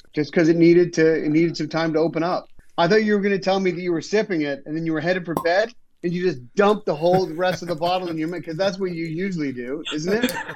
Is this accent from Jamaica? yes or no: no; Canada; moved away; also born or lived in Los Angeles; as a Canadian